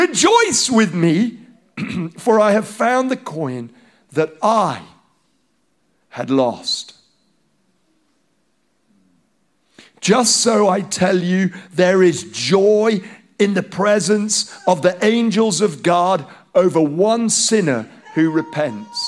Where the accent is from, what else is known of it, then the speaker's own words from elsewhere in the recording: Nigeria; first language Hausa; English is a second language; moved away; growing up, my friends are Nigerian, black Nigerian, and I'm a white Nigerian